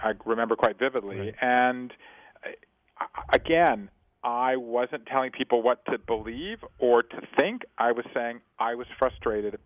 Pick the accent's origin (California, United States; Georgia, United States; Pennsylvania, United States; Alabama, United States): Georgia, United States; Savannah; I grew up in Savannah, Georgia, as a fifth-generation Jew in the American South